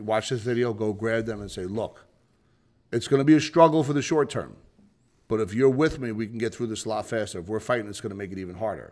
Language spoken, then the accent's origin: English; New Jersey, United States; I'm from New Jersey